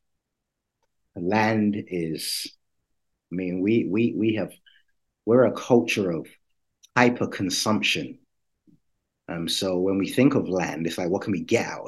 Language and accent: English; London, United Kingdom; moved away; I grew up in London, but my family is Jamaican.